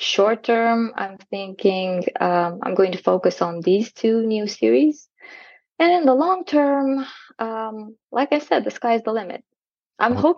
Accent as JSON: {"language": "English", "region": "southern Romania", "country": "Romania", "tie": "born or raised there", "lives_now": "Timișoara, Romania", "said": "I was born in a small town in the south of Romania. And now I live in a big city in the west of Romania, in Timișoara."}